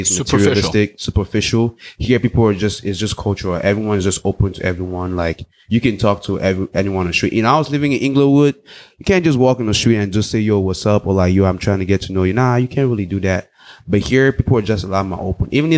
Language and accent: English; Cameroon; also born or lived in Los Angeles, United States / South Africa; now in United States; I grew up in West Africa. Precisely, I grew up in Cameroon. I speak English and French